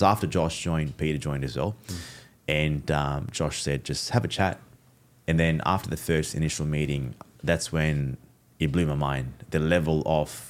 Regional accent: Fiji; I'm Fijian Indian.

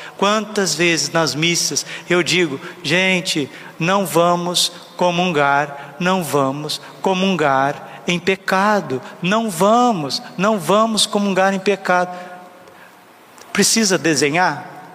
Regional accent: Brazil; eu sou brasileiro, eu falo porque eu tenho, já vou fazer 40 anos que eu vivo no Brasil

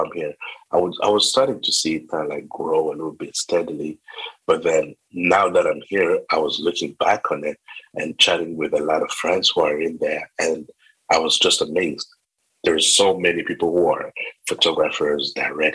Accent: Rwanda; now in Prince Edward Island, Canada; I was born in Rwanda.

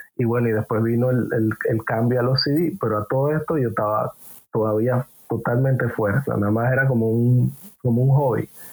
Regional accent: Panama City, Panama; yo vengo de Parque Lefebvre, ciudad de Panamá. Crecí, creo que en un barrio humilde

